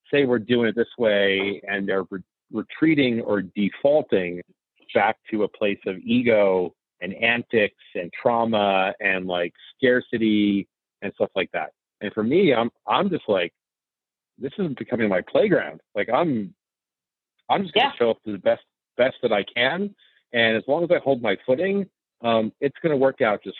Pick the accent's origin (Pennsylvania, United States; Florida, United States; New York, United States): New York, United States; New York City